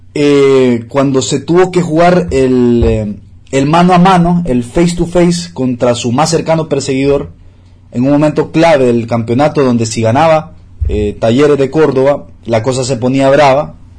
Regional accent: Honduras

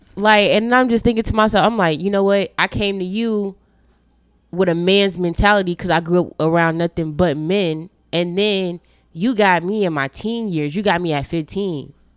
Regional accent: Chicago, Illinois, United States; moved away; when I was growing up in Chi, uh, Chicago, my grandfather stayed literally down the street

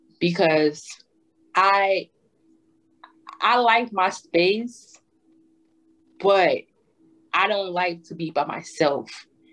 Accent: New Jersey, United States; Cause I'm from Jersey, so my house is literally like 30 to 40 minutes away from New York.

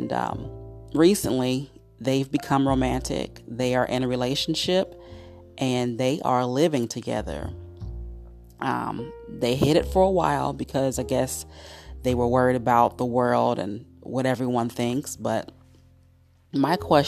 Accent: Cincinnati, Ohio, United States; my hometown of Cincinnati, Ohio

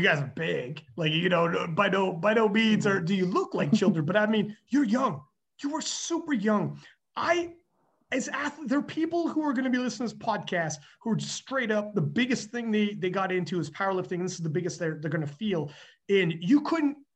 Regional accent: Canada; I'm from Canada

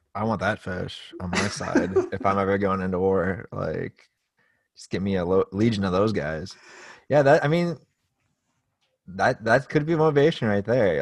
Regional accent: United States; as an American

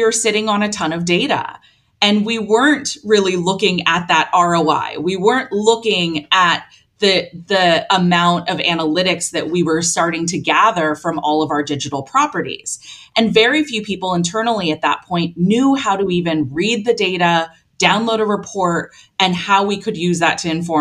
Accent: Long Beach, California, United States; my hometown in Long Beach, California

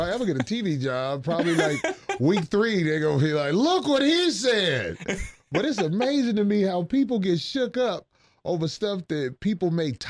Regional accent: Chicago, Illinois, United States; I'm from Chicago. I ain't never seen Chicago growing up.

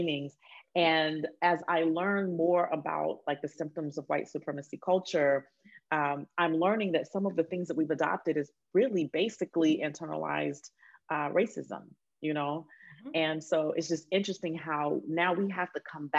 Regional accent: Alabama, United States; I grew up in Alabama

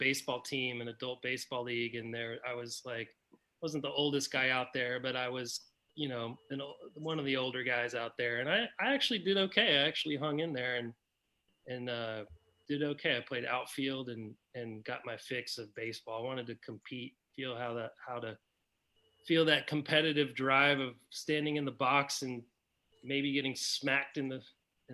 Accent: Atlanta, Georgia, United States; But I grew up in Atlanta, and in the 80s, I'd go to Fulton County Stadium

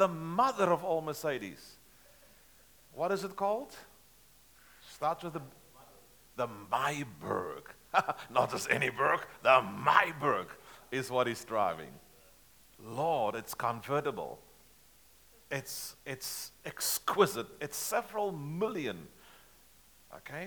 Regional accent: South Africa; I'm a South African. We drive on the left-hand side of the road back home.

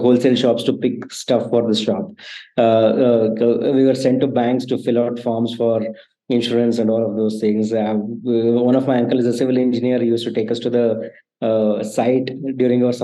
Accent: Hassan, Karnataka, India; moved away as an adult; also born or lived in Bangalore; I come from the city called Hassan, which is like 3 hours from Bangalore

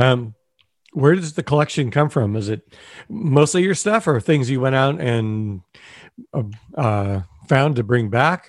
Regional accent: Torrance, California, United States; also born or lived in Redondo Beach; I grew up in Torrance and Redondo Beach

